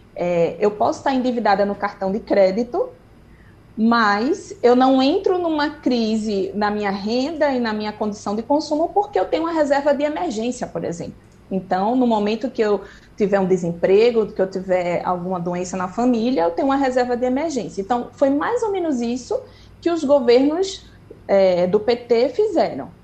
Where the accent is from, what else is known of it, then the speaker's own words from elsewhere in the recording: Brazil; eu sou brasileira